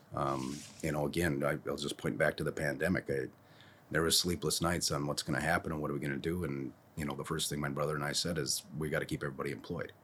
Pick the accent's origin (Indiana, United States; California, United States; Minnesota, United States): Minnesota, United States; Monticello; I went to school in town here.